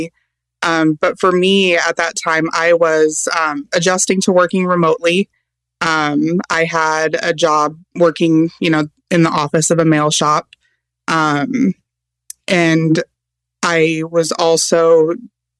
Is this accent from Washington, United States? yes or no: yes; Seattle, Washington, United States; where I was growing up in the Seattle area